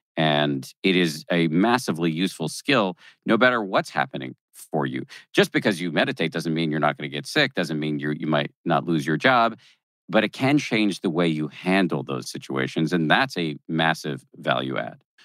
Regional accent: Massachusetts, United States; born or raised there

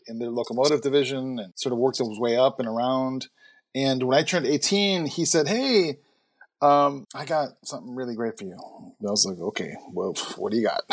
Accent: Chicago, Illinois, United States; I grew up in Chicago.

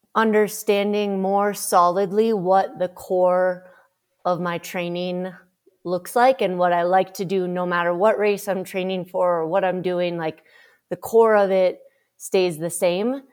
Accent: Minnesota, United States; I grew up in Minnesota

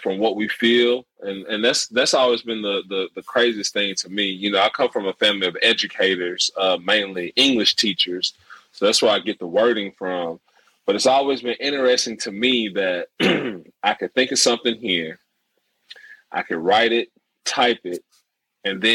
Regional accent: DeSoto County, Mississippi, United States; we're from Mississippi, DeSoto County, which is part of the Memphis metro area

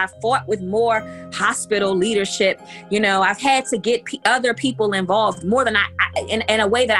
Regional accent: Baltimore, Maryland, United States; I'm 38 years old. I'm from Baltimore, Maryland.

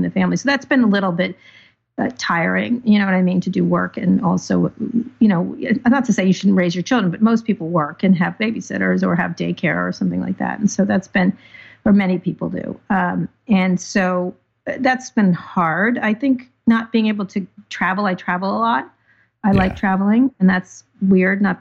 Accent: San Francisco, California, United States; I'm from San Francisco

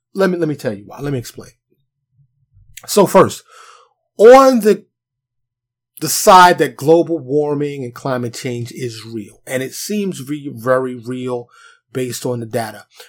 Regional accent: New York City, New York, United States; now in Texas, United States; Me being born and raised in New York City

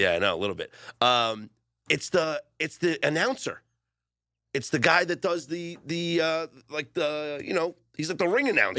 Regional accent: New York City, New York, United States; now in Las Vegas, United States; I grew up in Coney Island

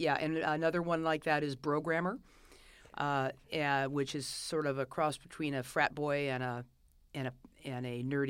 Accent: Los Angeles, California, United States; I grew up in Los Feliz, which is not Los Feliz.

